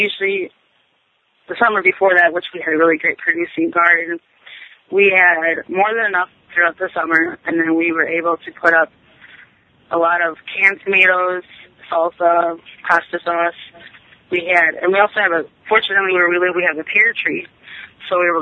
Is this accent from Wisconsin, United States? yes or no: yes; Wisconsin, United States; moved away; I grew up in Wisconsin